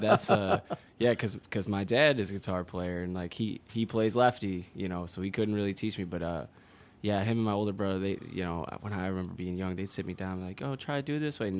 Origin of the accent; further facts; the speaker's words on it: Chicago, Illinois, United States; I grew up in the southwest side near like the Beverly area.